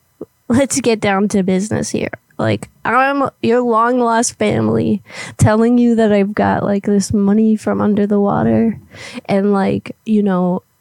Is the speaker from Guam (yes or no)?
yes; Guam; now in Florida, United States; Well, originally I'm from Guam, but I moved to the area. I'm in Florida now.